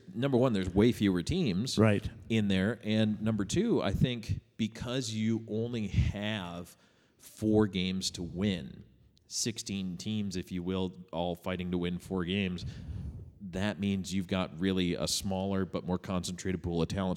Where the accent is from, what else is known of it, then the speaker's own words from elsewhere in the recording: Buffalo, New York, United States; moved away; I grew up in in Buffalo, New, York, not Buffalo, Minnesota